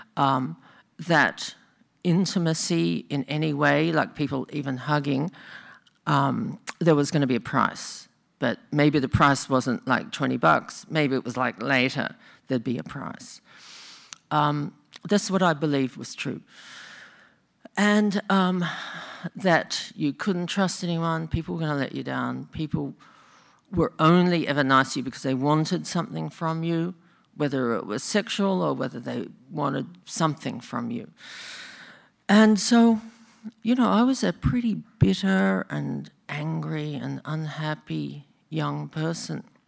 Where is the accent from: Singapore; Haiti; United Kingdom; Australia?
Australia; now in Bay Area, United States; I'm actually from Australia, in case you think I talk funny.